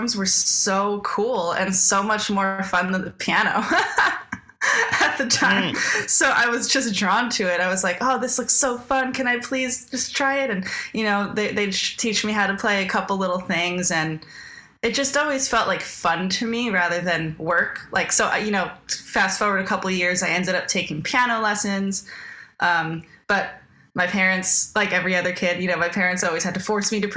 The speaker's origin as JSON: {"language": "English", "town": "Cortlandt Manor", "region": "New York", "country": "United States", "tie": "born or raised there", "said": "I grew up in Cortland Manor, which is a small town between Croton and Peekskill off the Hudson Line train"}